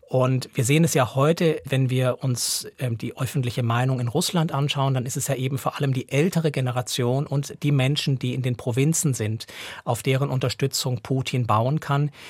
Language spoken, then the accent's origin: German; Switzerland; also born or lived in Russia; hier bei uns in der Schweiz